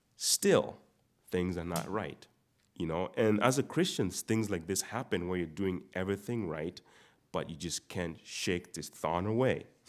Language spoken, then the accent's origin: English; Uganda; moved away; most of you know I'm not from here. I'm, I'm from Uganda.